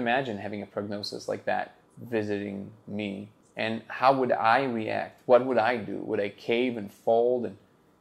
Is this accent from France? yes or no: yes; Hauts-de-France, France; I'm 33 years old, originally from the north of France, like close to Belgium